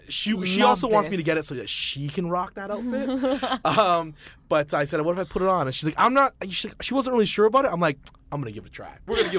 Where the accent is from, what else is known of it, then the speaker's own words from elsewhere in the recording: Alberta, Canada; I'm from Alberta, so we're Wild Rose Country.